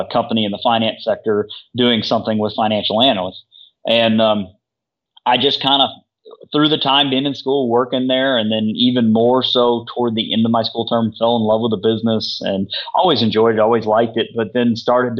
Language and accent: English; Missouri, United States; I grew up in Missouri